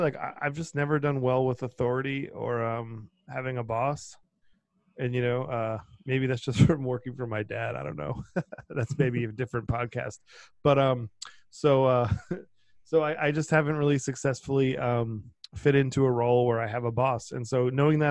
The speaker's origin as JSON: {"language": "English", "area": "Cape Cod", "region": "Massachusetts", "country": "United States", "tie": "born or raised there", "moved": "as an adult", "lives_now": "New York City, United States", "said": "I grew up on Cape Cod. It's like a summer community in Massachusetts"}